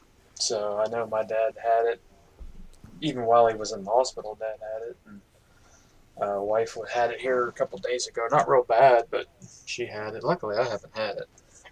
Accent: Pittsburgh, Pennsylvania, United States; also born or lived in Chicago; I live in Western Pennsylvania. I'm about 40 minutes north of Pittsburgh. I was born in Pittsburgh. Lived here pretty much my whole life, except for I lived when I was younger for about 3 months in Chicago

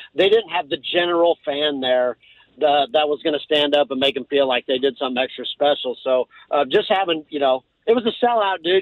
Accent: Missouri, United States; I grew up in Missouri

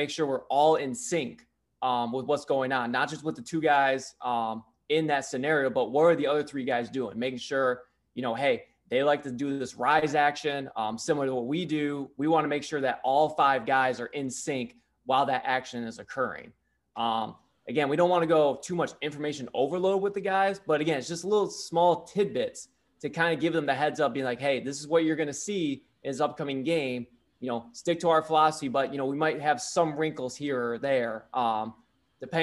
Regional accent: Brown City, Michigan, United States; moved away as an adult; also born or lived in Southern Maine; now in Maine, United States; I was born and raised in Michigan, went to Brown City

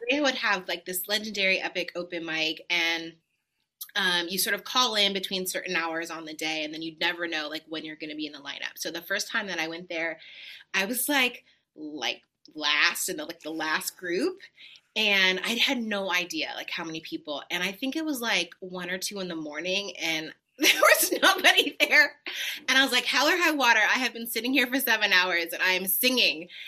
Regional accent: Los Angeles, California, United States; moved away as an adult; also born or lived in New York; now in Nashville, United States; Born and raised

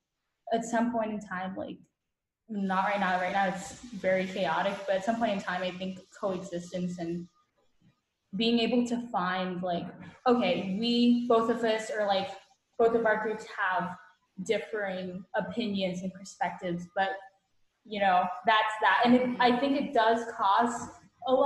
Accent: Vietnam; now in United States; I'm from Vietnam

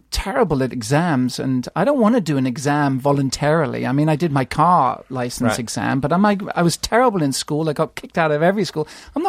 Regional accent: London, United Kingdom; accent: British; also born or lived in Germany; now in United States; I was born in England. Right. I learned Dutch from my parents, and then I lived in Germany.

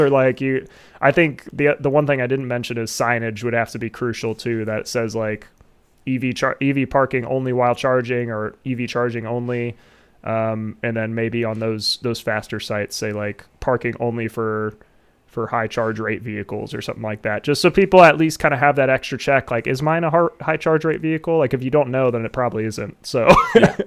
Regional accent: Ohio, United States; I'd want it in like my home state.

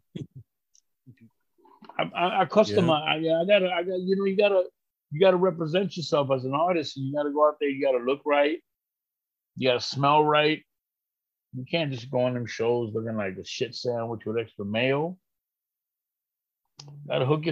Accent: New York, United States; moved away as an adult; also born or lived in Puerto Rico; now in New Jersey, United States; I'm from New York

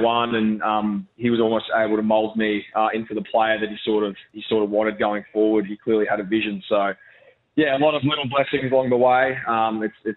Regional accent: Brisbane, Queensland, Australia; moved away as an adult; now in Adelaide, Australia; my hometown as well in Brisbane. I was, you know, raised in Brisbane

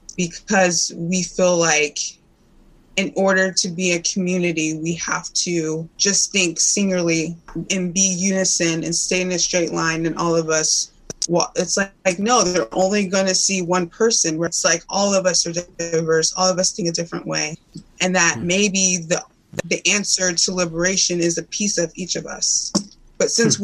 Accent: Indiana, United States; I grew up in Indiana, Clemson, Indiana.

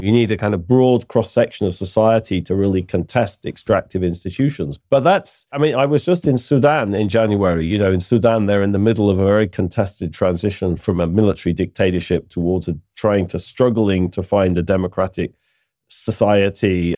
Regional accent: United Kingdom; I'm British

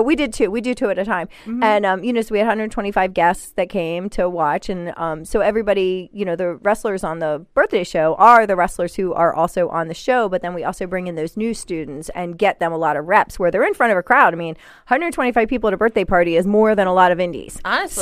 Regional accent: Hagerstown, Maryland, United States; I grew up in Hagerstown

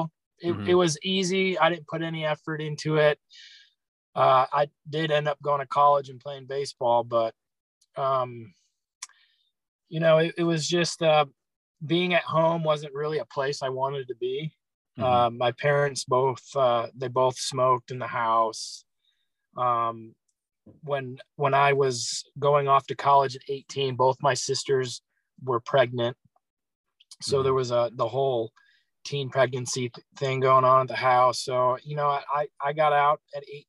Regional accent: Chicago, Illinois, United States; I grew up in Chicago, not downtown or nothing. So I grew up mainly out in the cornfields.

